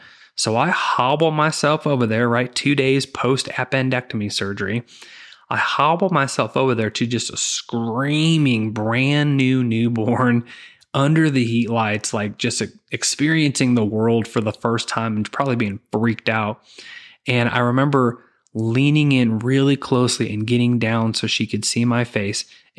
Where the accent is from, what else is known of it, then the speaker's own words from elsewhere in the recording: Zion, Illinois, United States; And I grew up in Zion, Illinois, and lived there from, you know, second grade through graduating high school. And then I just moved to the total opposite end of the state. I moved down to Southern Illinois, where I attended college.